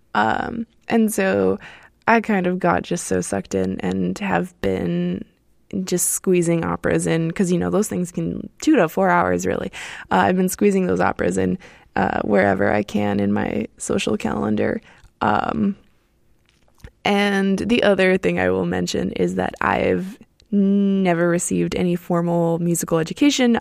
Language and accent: English; Miami, Florida, United States; moved away as an adult; now in Berlin, Germany; I'm originally from Miami, Florida in the United States, uh, and I currently live in Berlin, Germany